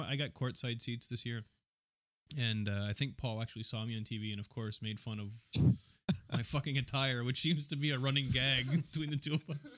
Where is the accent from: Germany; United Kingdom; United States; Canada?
Canada; We're Canadian.